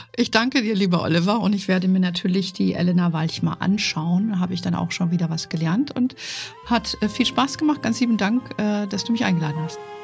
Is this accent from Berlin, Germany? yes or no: no; Fulda, Hesse, Germany; moved away; ich komme ja aus ursprünglich aus Fulda